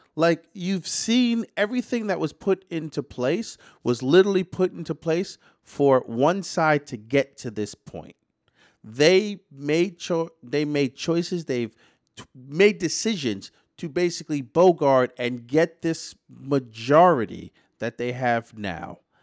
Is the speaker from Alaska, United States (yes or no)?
no; New York City, New York, United States; as a New Yorker